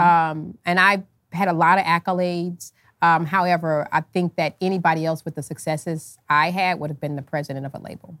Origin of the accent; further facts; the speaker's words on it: United States; me being American